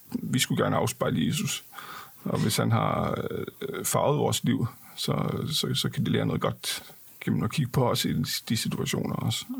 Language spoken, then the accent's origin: Danish; Denmark; jeg er også dansker